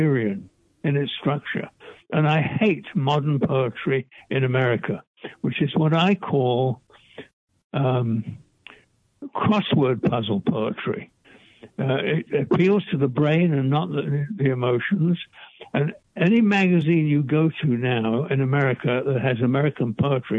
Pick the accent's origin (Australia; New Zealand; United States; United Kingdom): United Kingdom; England; I'm English, and in the English educational system